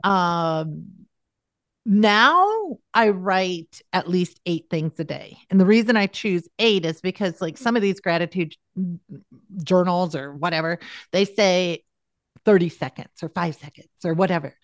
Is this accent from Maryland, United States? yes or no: no; South Dakota, United States; I'm from South Dakota